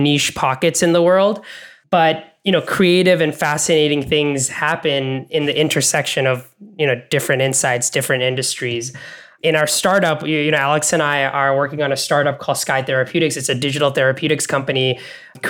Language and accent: English; Bangladesh; also born or lived in Canada / American South, United States; now in United States; I grew up in Bangladesh, moved to Canada, now I'm in the United States.